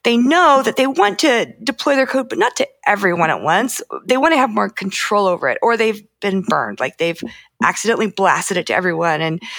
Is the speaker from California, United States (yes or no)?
no; Idaho, United States; I grew up in Idaho